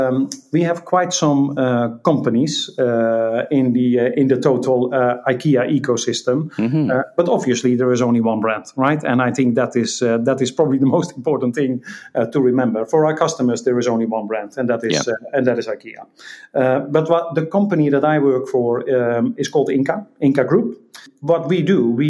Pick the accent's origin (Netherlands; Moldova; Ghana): Netherlands; I'm Dutch. I grew up in the Netherlands